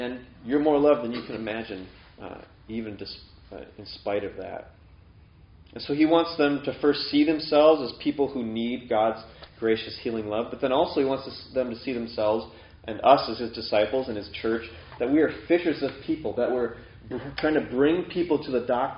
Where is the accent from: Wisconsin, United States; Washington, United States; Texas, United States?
Wisconsin, United States; near Chequamegon National Forest; this is an actual place by my hometown. The Schwamigan National Forest